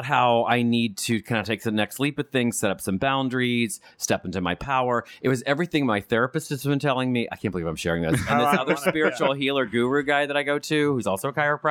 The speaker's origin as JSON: {"language": "English", "region": "West Virginia", "country": "United States", "moved": "as an adult", "lives_now": "West Coast, United States", "said": "I'm from West Virginia."}